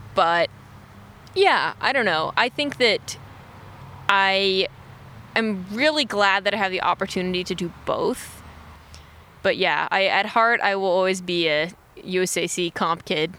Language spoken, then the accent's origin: English; Austin, Texas, United States; moved away as an adult; growing up in Texas, it's like 90 degrees like all the time